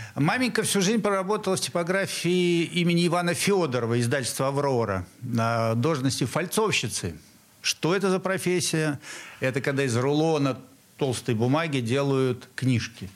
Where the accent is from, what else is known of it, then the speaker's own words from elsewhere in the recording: Saint Petersburg, Russia; я местный урожденец нашего города на Неве. А, родился в Московском районе